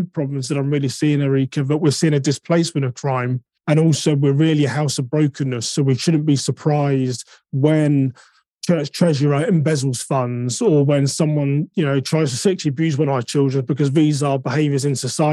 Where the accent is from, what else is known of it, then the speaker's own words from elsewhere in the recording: United Kingdom; now in United States; I'm now an American citizen. So technically, I guess I'm a British American